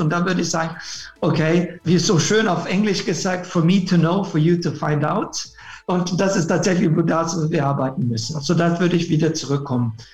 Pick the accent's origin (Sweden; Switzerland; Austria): Sweden; German is a second language; moved away; bin Schwede ursprünglich